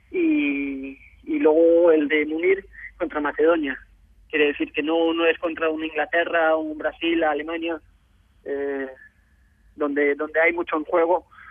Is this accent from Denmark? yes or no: yes; Denmark; moved away as an adult; also born or lived in Barcelona, Spain; cuando estuve jugando en Dinamarca hasta los 18 años